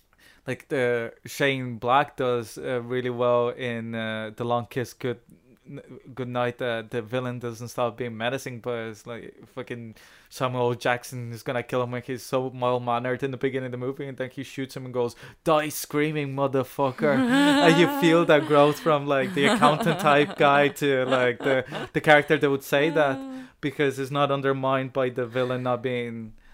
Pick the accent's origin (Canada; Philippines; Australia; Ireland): Ireland; I haven't registered because I'm Irish.